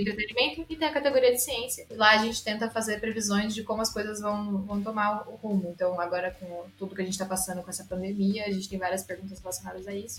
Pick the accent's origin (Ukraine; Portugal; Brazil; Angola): Brazil; Araraquara, São Paulo; eu literalmente cresci dentro da, da Unesp em Araraquara